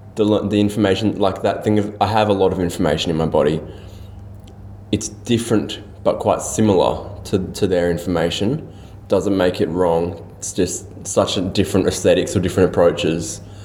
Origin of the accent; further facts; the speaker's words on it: Australia; a Malaysian Australian